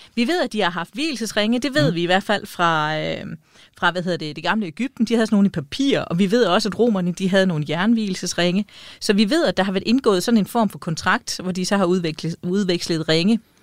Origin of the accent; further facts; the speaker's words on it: East Jutland, Central Denmark Region, Denmark; kommer jeg fra Østjylland, og, øh, og hvad hedder det? For det østligste Østjylland